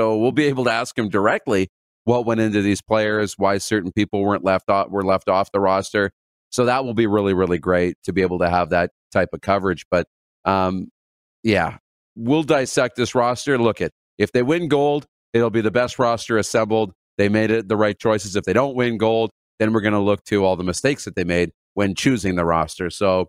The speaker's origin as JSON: {"language": "English", "country": "Canada", "said": "I say we because we're Canadian."}